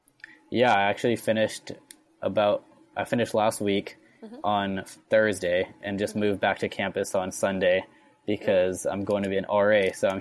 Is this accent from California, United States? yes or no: yes; Santa Barbara, California, United States; I'm a sophomore studying mechanical engineering. I'm from Santa Barbara, California.